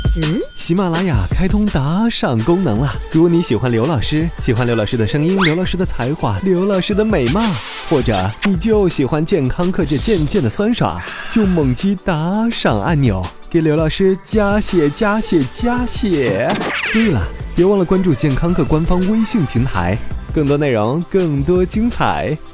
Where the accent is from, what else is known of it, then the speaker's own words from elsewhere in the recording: China; 在中国，喝汤和喝茶是我们生活的一部分